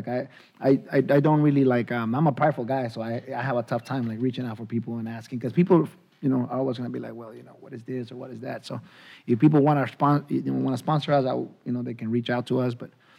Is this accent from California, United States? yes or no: yes; San Francisco, California, United States; Yeah, I'm from San Francisco, baby.